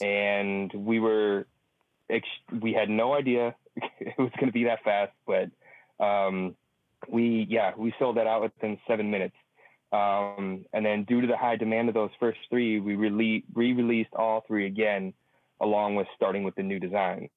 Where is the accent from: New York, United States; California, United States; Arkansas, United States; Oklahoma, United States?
California, United States; San Francisco; We're both from San Francisco, both from the Bav